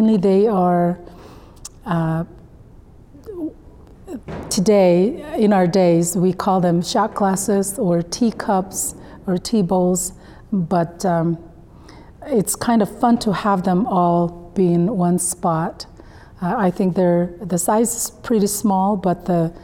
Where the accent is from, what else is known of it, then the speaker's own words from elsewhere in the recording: South Korea; moved away; my home country, South Korea